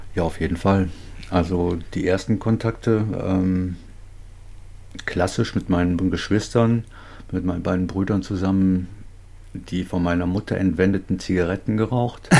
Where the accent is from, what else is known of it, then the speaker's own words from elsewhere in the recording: North Rhine-Westphalia, Germany; Ich komme aus Nordrhein-Westfalen, ein bisschen weiter von dir entfernt